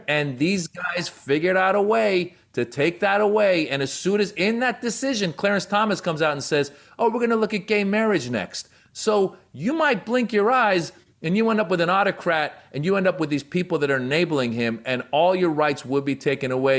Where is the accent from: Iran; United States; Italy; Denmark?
Iran; moved away; And so I was born in Iran, all right? I was in Iran before the Islamic Revolution happened